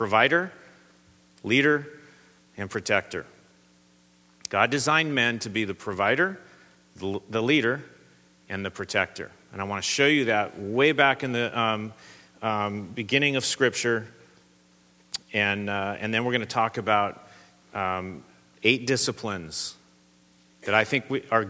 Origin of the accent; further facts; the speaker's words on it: Southern California, United States; I come from Southern California